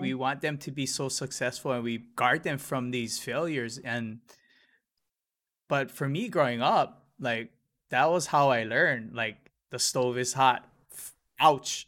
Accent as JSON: {"language": "English", "town": "Hilo", "region": "Hawaii", "country": "United States", "said": "I'm from Hilo."}